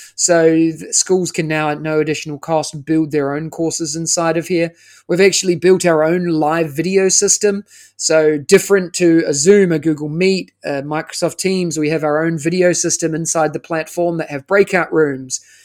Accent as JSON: {"language": "English", "country": "New Zealand", "moved": "as an adult", "lives_now": "Singapore", "said": "I am originally, as you can tell by the accent, uh, I'm from New Zealand"}